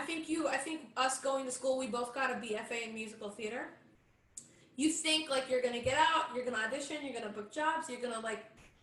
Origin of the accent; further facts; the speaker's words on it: Michigan, United States; moved away as an adult; now in New York, United States; Both of us we're Michiganders, like, from born and raised in Michigan.